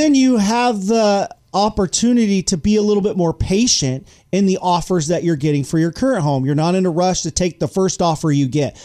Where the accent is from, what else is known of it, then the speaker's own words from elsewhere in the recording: Yuba City, California, United States; I grew up in Yuba City, right across the bridge from Marysville